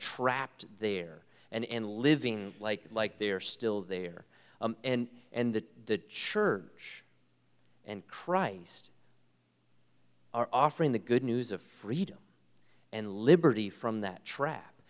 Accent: United States; I am so privileged to be an American

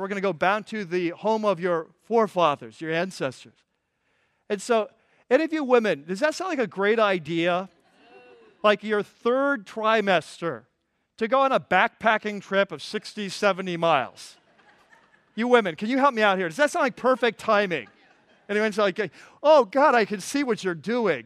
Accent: California, United States; I'm from California

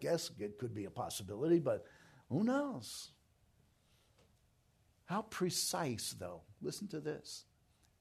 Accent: New York, United States; moved away; I'm from New York

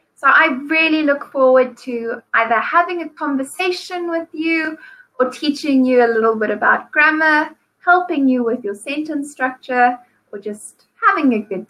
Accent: South Africa; now in Vietnam; I am a South African. I'm currently in Vietnam

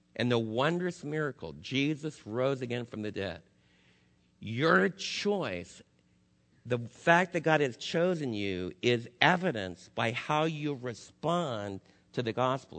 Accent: United States; as American believers

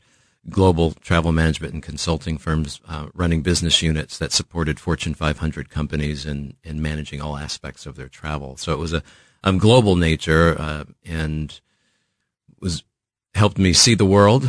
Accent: Los Angeles, California, United States; now in Kansas City, United States; I'm born and raised in Los Angeles, California

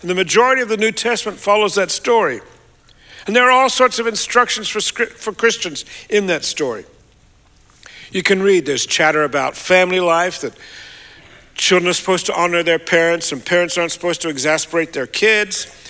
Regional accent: Australia; moved away; I'm an Australian

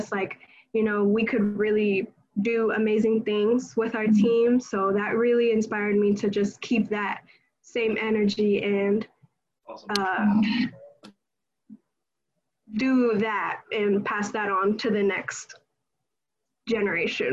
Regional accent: California, United States; moved away as an adult; we're both from California

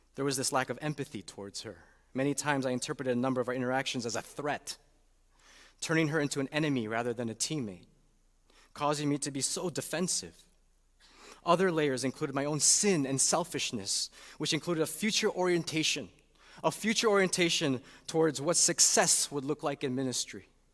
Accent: Chicago, Illinois, United States; moved away as an adult; also born or lived in Saint Louis; to come to Chicago back in two thousand seventeen. Little did we know that there were other reasons for the call beyond doing church ministry in my hometown

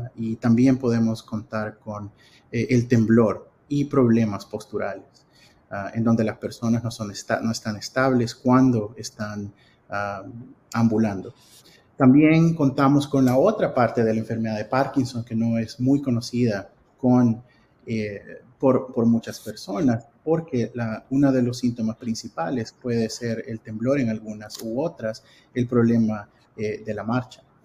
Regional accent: El Salvador; moved away as an adult; also born or lived in Cincinnati, Ohio / Arkansas; now in United States; soy salvadoreño ah, de nacimiento y ah, me gradué de la Escuela de Medicina en El Salvador

